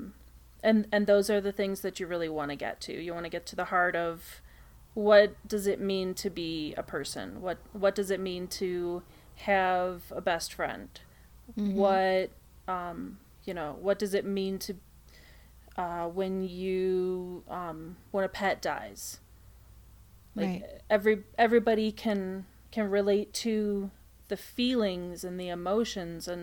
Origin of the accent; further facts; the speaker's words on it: Chicago, Illinois, United States; I'm from Chicago